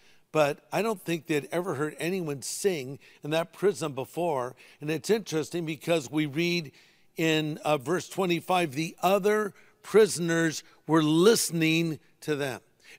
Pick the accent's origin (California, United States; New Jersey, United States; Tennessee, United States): California, United States; Newport Beach; I was raised in Southern California in an area called Newport Beach.